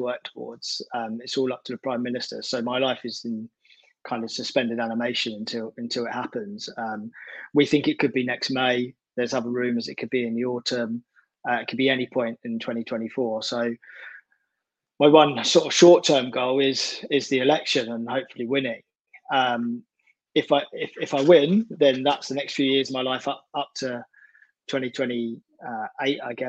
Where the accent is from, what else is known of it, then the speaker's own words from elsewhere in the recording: Essex, East of England, United Kingdom; moved away as an adult; now in South London, United Kingdom; I've lived in South of London since I was 18 now. So I'm from Essex originally, but moved up to South London